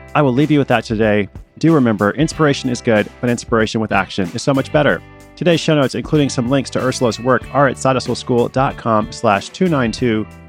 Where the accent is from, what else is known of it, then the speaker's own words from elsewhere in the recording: Portland, Oregon, United States; that's my hometown too.